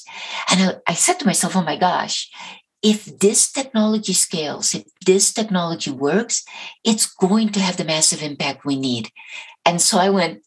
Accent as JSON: {"language": "English", "country": "Colombia", "moved": "yes", "said": "Colombia, my home country"}